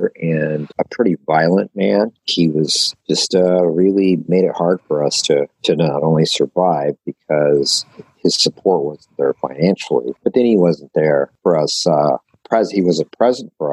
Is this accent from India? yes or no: no; Texas, United States; also born or lived in Portland, Oregon; now in Wilsonville, United States; I was born in Texas. I live in Portland, Wilsonville now.